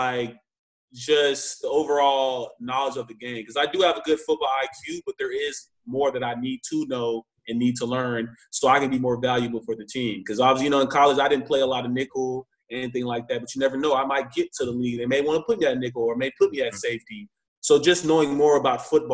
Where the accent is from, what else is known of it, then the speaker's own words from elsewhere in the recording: Texas, United States; moved away as an adult; also born or lived in Illinois; I'm from Texas. I don't even see snow